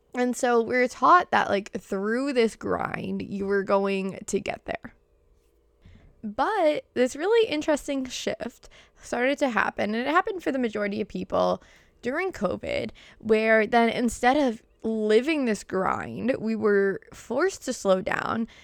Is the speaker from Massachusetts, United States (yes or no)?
yes; Boston, Massachusetts, United States; accent: Boston; my Boston accent